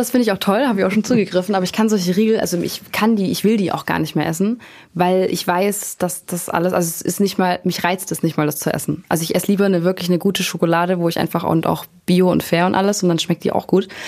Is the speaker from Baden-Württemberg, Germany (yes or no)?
yes; near Backnang, Baden-Württemberg, Germany; ein paar Kilometer weiter nur aus, also in der Nähe von Backnang